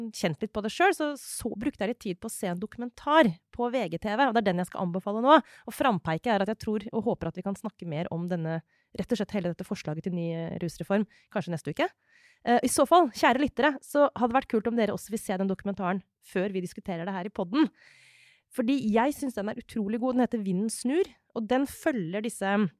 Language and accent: Norwegian; Norway; der jeg kommer fra, liksom, i drabantbyen utafor Oslo